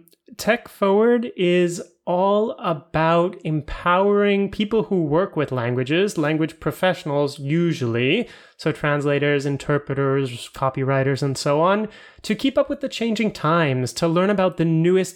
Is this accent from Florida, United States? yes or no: yes; Florida, United States; now in Europe